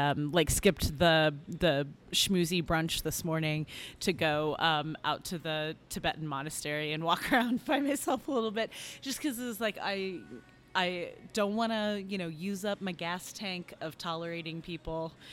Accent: Indianapolis, Indiana, United States; So I'm from Indianapolis, which is about an hour north of Bloomington, where we're holding this festival.

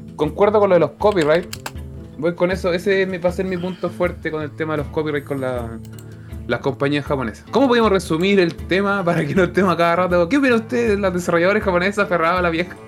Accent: Chile; uno como eh, chileno promedio

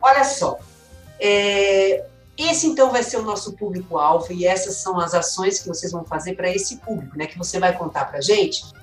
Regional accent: São Caetano do Sul, São Paulo, Brazil; da cidade natal, que eu sou de São Caetano

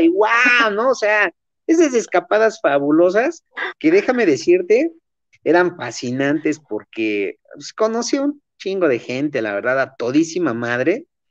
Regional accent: Chimalhuacán, State of Mexico, Mexico

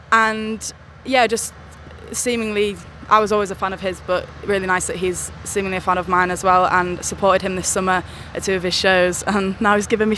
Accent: Hull, Yorkshire and the Humber, United Kingdom; I'm from Hull. I'm 21 and I'm a new artist.

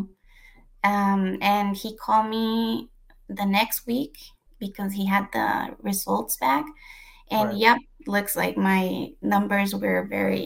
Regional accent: Mexico; moved away as an adult; now in United States; I was born in the U.S., but I was raised in Mexico

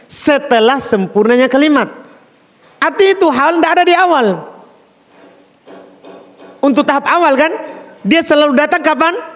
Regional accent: Jeneponto, South Sulawesi, Indonesia; Kita orang Jeneponto padi, pasti tahu tentang kuda.

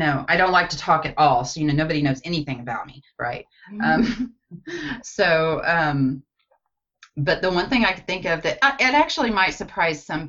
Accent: Batesville, Arkansas, United States; my hometown of Batesville, Arkansas, set in the foothills of the Ozarks.

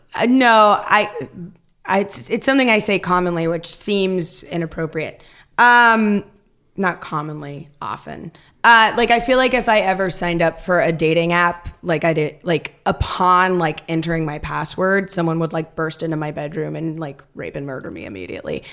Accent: Stockton, California, United States; moved away; also born or lived in Chicago; I grew up in Stockton

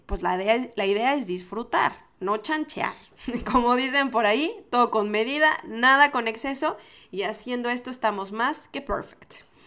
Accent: Mexico; En mi, en mi país les decimos a los fresas

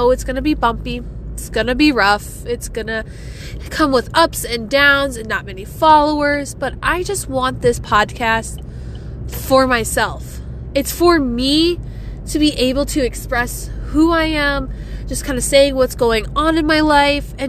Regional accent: South Dakota, United States; Growing up, I didn't have a Scooters until I was in high school, and then it came to my hometown

